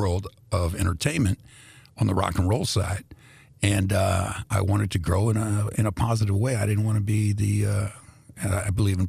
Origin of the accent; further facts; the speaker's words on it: Indianapolis, Indiana, United States; moved away as an adult; also born or lived in Greece / Washington, D.C.; I grew up in a black neighborhood. When we came to America, I was born in Greece, the country. And when we came to America, I was 2 years old. The neighborhood we moved in was first Europeans. Europeans moved out, that went to other parts of Indianapolis.